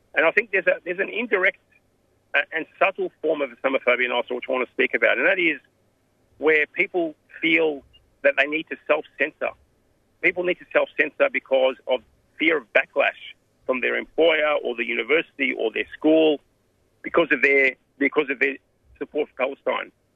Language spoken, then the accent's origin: English; Australia; I was raised here in Australia